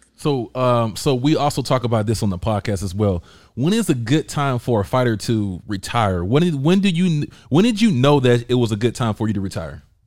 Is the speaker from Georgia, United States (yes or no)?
yes; Georgia, United States; I'm from Georgia.